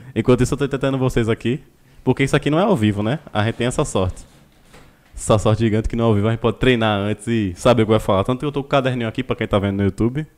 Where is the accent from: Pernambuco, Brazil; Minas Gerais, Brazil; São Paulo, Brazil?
Pernambuco, Brazil; Olinda; Somos de Olinda aqui